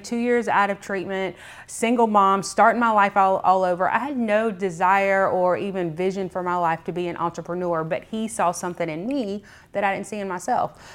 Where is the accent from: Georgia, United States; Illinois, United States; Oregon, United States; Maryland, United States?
Georgia, United States; McDonough; also born or lived in Clayton County, Georgia; I'm actually a Henry County native. I grew up in Clayton County up until I was in sixth grade, and like a lot of people, we migrated from Clayton County to Henry County